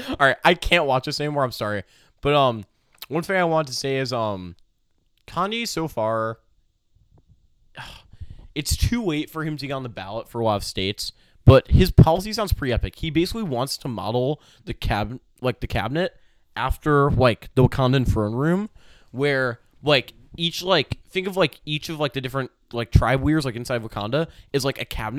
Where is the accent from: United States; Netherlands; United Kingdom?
United Kingdom; Yeah, I just bet Allie at GameStop because we're both British.